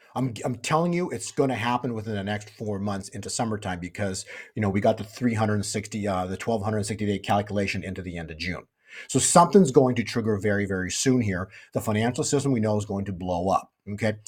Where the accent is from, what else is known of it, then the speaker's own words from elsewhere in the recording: Canada; moved away; I used to be in Canada, I was born in Canada